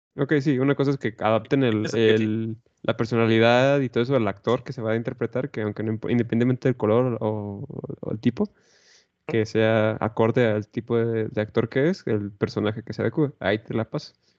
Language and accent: Spanish; Mexico